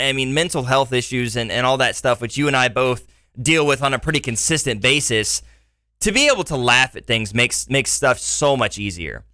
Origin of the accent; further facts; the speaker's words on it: Liberty, Missouri, United States; also born or lived in Iowa; now in Springfield, United States; my hometown in Liberty, Missouri